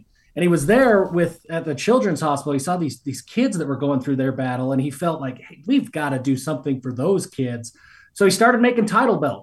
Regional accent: Atlanta, Georgia, United States; I grew up in Atlanta in the 90s, and I became a big Braves fan

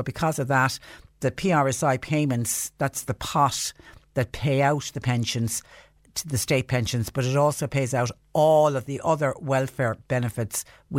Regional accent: Mallow, County Cork, Ireland; I was born and reared in Mallow, and that area was always known as just Short Castle.

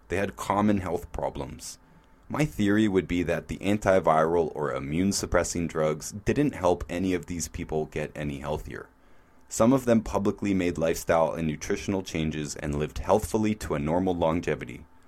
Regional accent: Canada; My home country of Canada

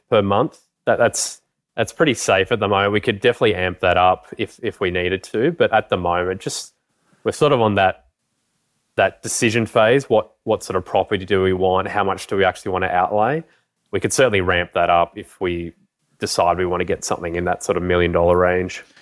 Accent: Canberra, Australian Capital Territory, Australia; also born or lived in Brisbane; I grew up in Canberra

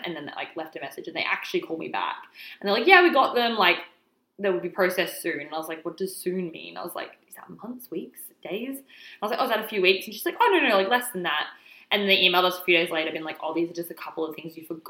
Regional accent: Alice Springs, Northern Territory, Australia; moved away as an adult; also born or lived in Indonesia / Victoria; now in Melbourne, Australia; And then we went back to Alice Springs. And then I moved from Alice Springs to Melbourne for university

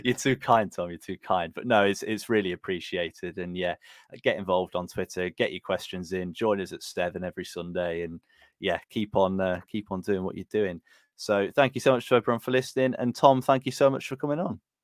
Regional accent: Burton upon Trent, West Midlands, United Kingdom; I'm from Burton

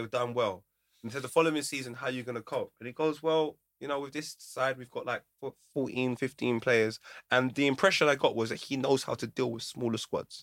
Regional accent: United Kingdom; I grew up in Fraleyland Estate. We all looked out for each other

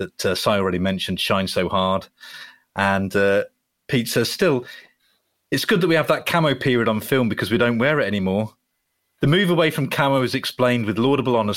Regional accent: Solihull, West Midlands, United Kingdom; I grew up in Solihull

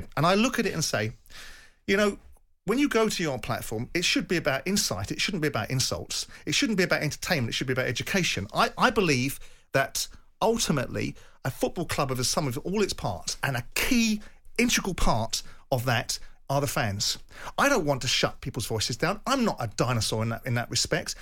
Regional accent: Thornton Heath, London, United Kingdom; I was raised in Thornton Heath

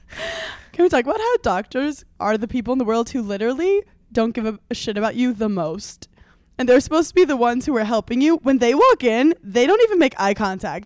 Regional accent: New York, United States; growing up in New York

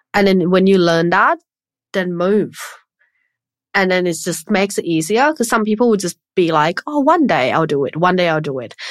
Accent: Thailand; when I was growing up in Thailand

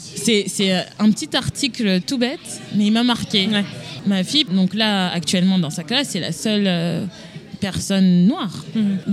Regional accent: Paris, Île-de-France, France; moved away as an adult; now in Boston, United States; Je viens d'une euh, banlieue, je viens de Paris

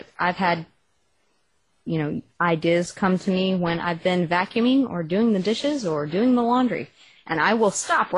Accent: Texas, United States; accent: Texas; my Texas accent

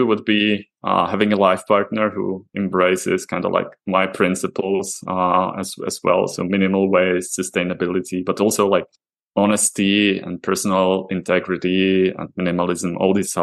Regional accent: Slovakia; moved away as an adult; now in Prague, Czech Republic; I'm originally actually from Slovakia, so I joined I moved to Prague, a few years ago

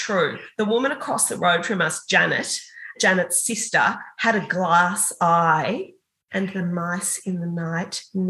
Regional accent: Toolong, Victoria, Australia; also born or lived in England; they came back when I was 2 months old and moved back to where my grandparents were on a farm outside Port Fairy, Toolong in Western Victoria.

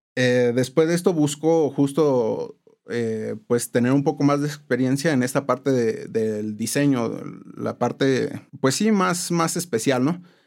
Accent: Morelia, Michoacán, Mexico; also born or lived in Tampico, Tamaulipas; nací en la ciudad de Tampico, Tamaulipas, pero, pero ya me considero michoacano, ¿no? Tengo aquí más de 25 años

